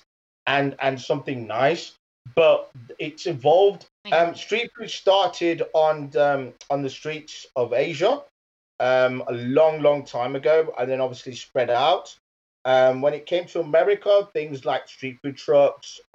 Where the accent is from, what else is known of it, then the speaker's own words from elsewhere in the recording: Leicester, East Midlands, United Kingdom; moved away as an adult; also born or lived in Birmingham; Leicester, which is my hometown. But I've spent university and my working life in Birmingham.